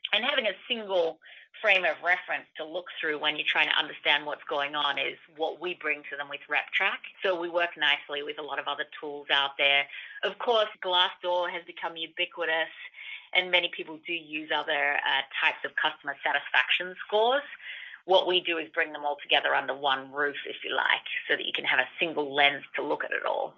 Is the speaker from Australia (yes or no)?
yes; Australia; I'm Australian